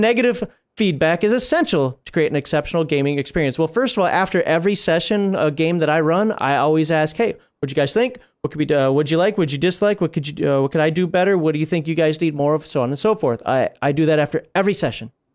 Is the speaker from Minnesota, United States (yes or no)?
yes; Minnesota, United States; moved away as an adult; now in Germany; I'm from Minnesota originally